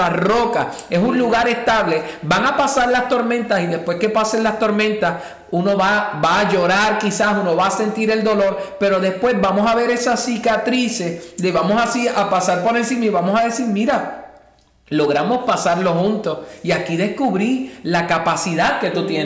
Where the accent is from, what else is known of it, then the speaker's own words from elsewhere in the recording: Puerto Rico; moved away as an adult; venimos de Puerto Rico y yo estaba acostumbrado a trabajar normalmente como normalmente se trabaja, desde las 8 hasta las 3 de la tarde y llegar aquí y al no tener el idioma